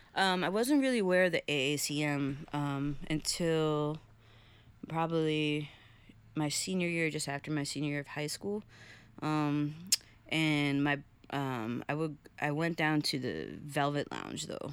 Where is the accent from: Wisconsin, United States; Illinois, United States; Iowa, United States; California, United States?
Illinois, United States; Chicago; also born or lived in Huntington, Long Island, New York; I moved there when I was nine